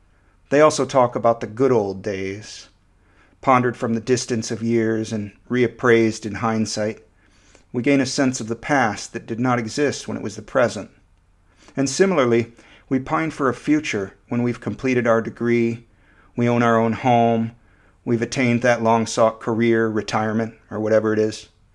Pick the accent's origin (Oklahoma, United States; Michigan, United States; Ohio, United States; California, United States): Michigan, United States; moved away as an adult; also born or lived in Florida; Growing up in Michigan, I had no real sense of the place, of what it meant to be from Michigan rather than, say, North Carolina or Nicaragua. I moved to Central Florida at the age of 19